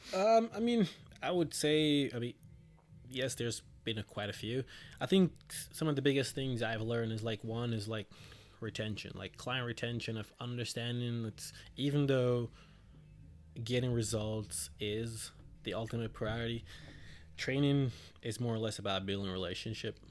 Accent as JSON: {"language": "English", "country": "Jamaica", "moved": "yes", "lives_now": "New Jersey, United States", "said": "originally from Jamaica, moved there in two thousand seven. Uh, I've been residing in Jersey since two thousand eleven"}